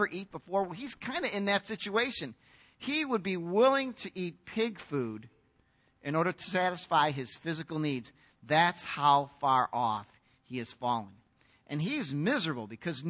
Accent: United States; as an American guy

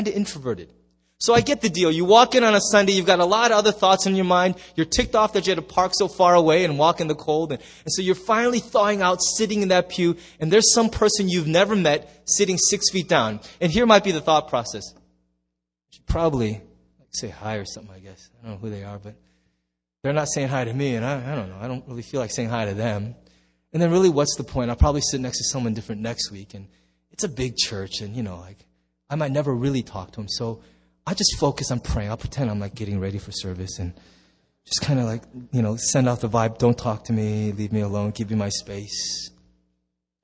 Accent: United States; There's just us Americans.

